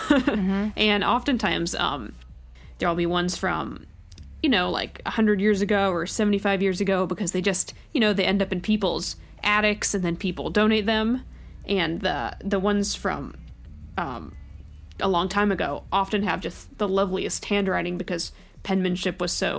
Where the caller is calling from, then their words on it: Milwaukie, Oregon, United States; I'm listening from Milwaukee, Oregon, in the United States.